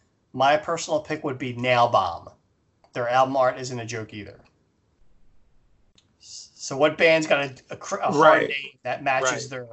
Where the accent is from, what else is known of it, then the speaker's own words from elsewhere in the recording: East Coast, United States; Since I am from the East Coast, I believe the … are responsible.